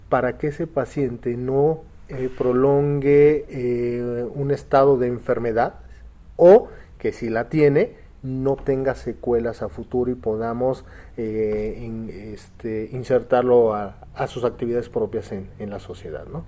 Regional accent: Mexico

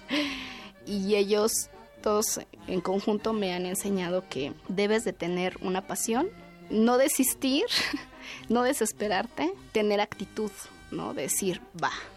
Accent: Mexico City, Mexico; Yo soy originaria de Milpa Alta, que es uno de los pueblos

